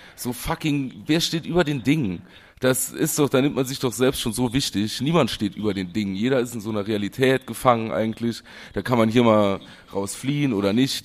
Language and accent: German; Germany; ich bin Deutscher